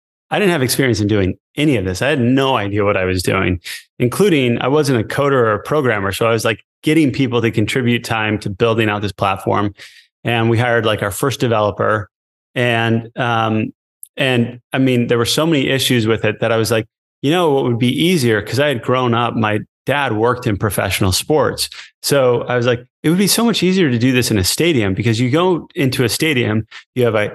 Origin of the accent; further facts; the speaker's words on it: Connecticut, United States; moved away as an adult; also born or lived in Provo, Utah / Rome, Italy; I grew up in Connecticut